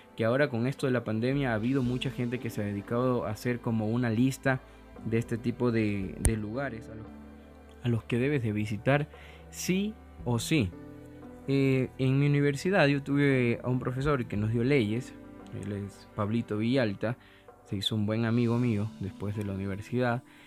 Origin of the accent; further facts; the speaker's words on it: Ecuador; soy un cocinero ecuatoriano